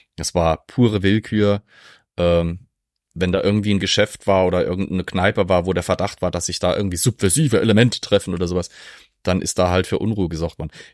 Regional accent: Zweibrücken, Rhineland-Palatinate, Germany; ich komme aus Zweibrücken.

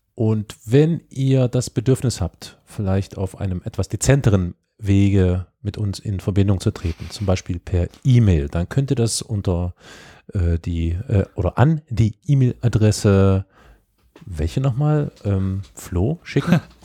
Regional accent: East Germany, Germany; ich bin ja Ossi

